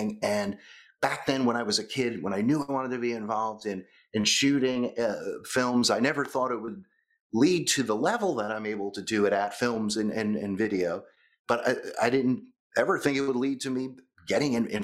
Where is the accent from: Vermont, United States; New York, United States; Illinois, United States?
New York, United States; just above Manhattan, the New York area, United States; moved away as an adult; now in Southeastern United States; I'm from the New York area, just above Manhattan